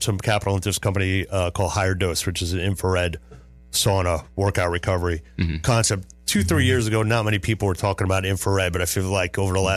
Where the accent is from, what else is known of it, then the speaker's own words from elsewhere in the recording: Westbury, New York, United States; moved away; I'm originally from Long Island, Westbury